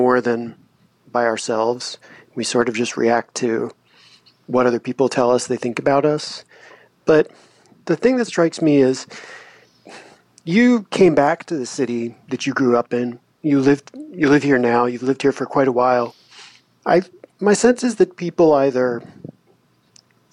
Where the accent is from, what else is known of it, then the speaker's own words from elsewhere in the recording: Monmouth County, New Jersey, United States; I grew up in Monmouth County